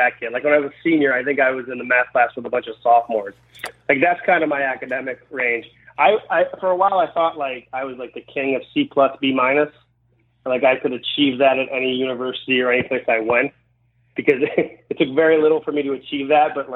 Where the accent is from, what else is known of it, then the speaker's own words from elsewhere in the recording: Baltimore, Maryland, United States; moved away as an adult; also born or lived in Los Angeles, California; when I was 23, I moved away from Baltimore, and I went to Los Angeles and lived there.